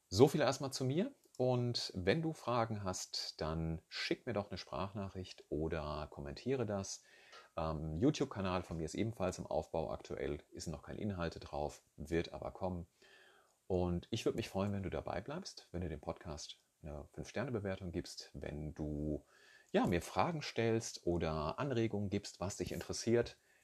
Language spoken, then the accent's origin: German; Rhine-Main area, Hesse, Germany; ich komme hier aus dem Rhein-Main-Gebiet